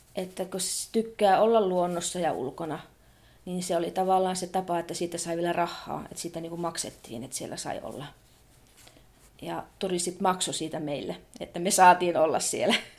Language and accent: Finnish; Muonio, Lapland, Finland; Minä olen itse siitä keskustasta kotoisin, niin siinä meidän kotipaikassa asuttiin.